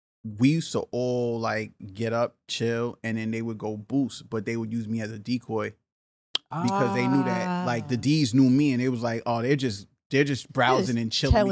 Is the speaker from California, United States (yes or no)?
no; New York City, New York, United States; Yeah, I grew up in Brooklyn. So I grew up in Crown Heights.